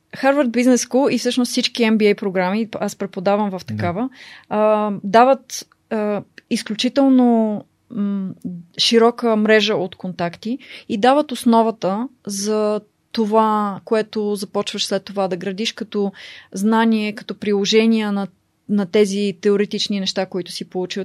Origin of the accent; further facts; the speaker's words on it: Bulgaria; moved away as an adult; also born or lived in United States / Oxford, United Kingdom; нас като българи